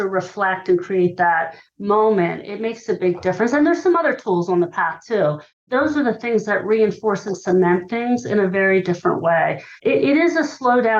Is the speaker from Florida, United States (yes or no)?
no; Hershey, Pennsylvania, United States; I grew up in Hershey, Pennsylvania.